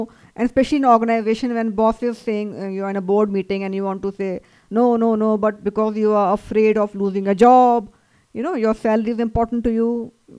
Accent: North India, India; I'm basically from North India.

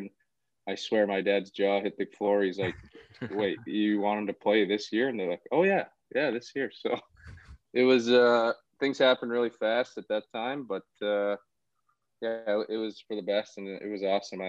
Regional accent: Brampton, Ontario, Canada; I played hockey from a young age, 4 or 5. The Brampton Battalion came into the OHL maybe when I was around 8 or 9

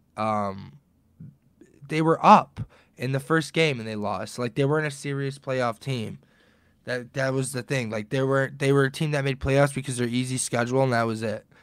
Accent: Detroit, Michigan, United States; We're both from Detroit

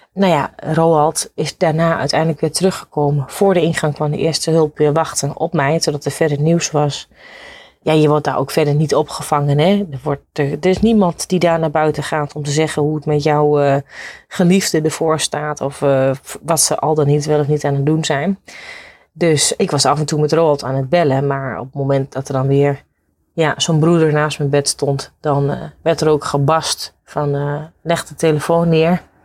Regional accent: Netherlands; wij Hollanders

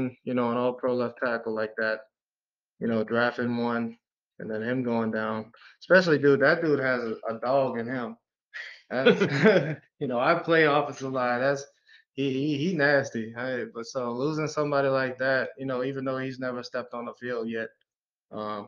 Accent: Detroit, Michigan, United States; I am from Detroit

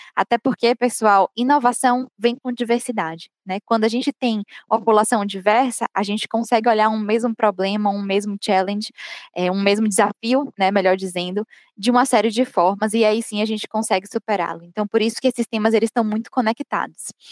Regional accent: Bahia, Brazil; accent: Bahian; sou baiana, vocês devem ter percebido pelo meu sotaque

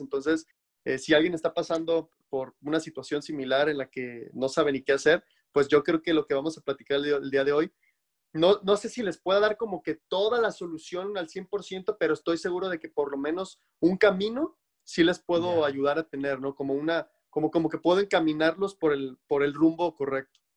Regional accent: Mexico; now in United States; en mi país, en México

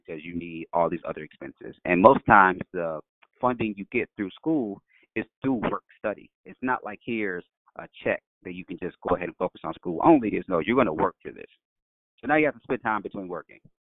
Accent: Chicago, Illinois, United States; I'm from Chicago, the west side of Chicago

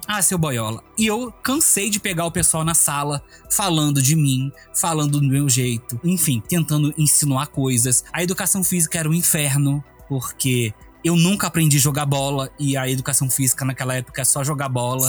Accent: Rio de Janeiro, Brazil; moved away as an adult; now in Brasília, Brazil; eu sou do Rio de Janeiro, zona oeste do Rio de Janeiro, do bairro de Campo Grande. Eu estudei numa escola, assim, desde criança até a oitava série na mesma escola.

